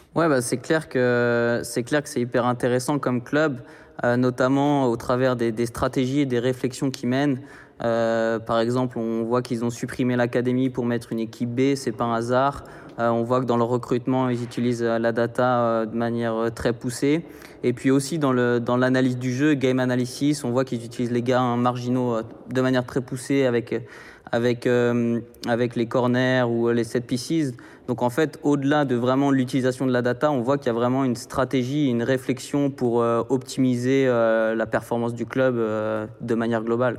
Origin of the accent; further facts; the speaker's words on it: Nantes, Pays de la Loire, France; moved away as an adult; also born or lived in Bern, Switzerland; now in Geneva, Switzerland; moi je suis nantais à la base